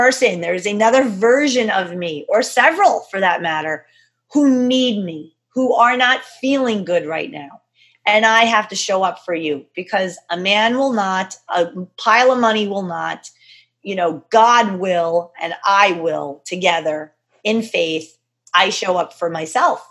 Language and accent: English; New York, United States; I'm a girl from New York